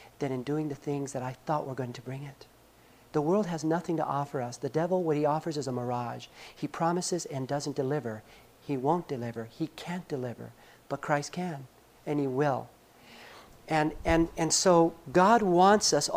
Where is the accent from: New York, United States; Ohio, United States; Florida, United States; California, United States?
California, United States; Los Angeles; I grew up in Los Angeles.